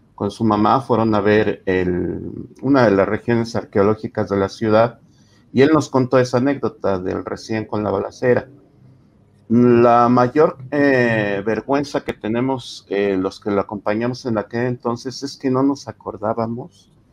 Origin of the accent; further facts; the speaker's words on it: Mexico; como mexicano poco cosmopolita